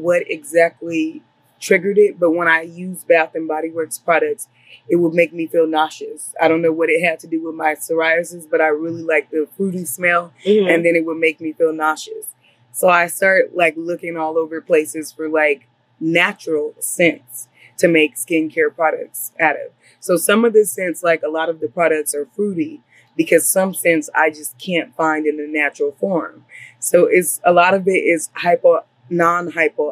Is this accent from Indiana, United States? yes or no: no; Los Angeles, California, United States; I grew up in LA. I was born in Los Angeles. I grew up in the South Central